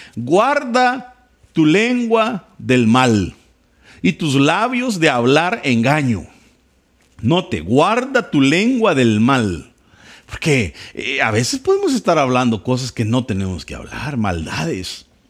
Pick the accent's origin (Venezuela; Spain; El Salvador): El Salvador; soy salvadoreño, guanaco, vengo de un pueblo